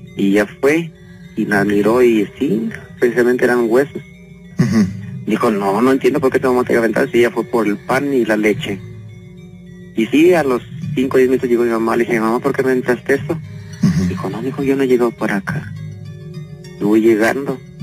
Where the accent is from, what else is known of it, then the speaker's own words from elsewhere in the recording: León, Guanajuato, Mexico; Yo soy de aquí de León, Guanajuato. Este, y soy de la colonia Bellavista.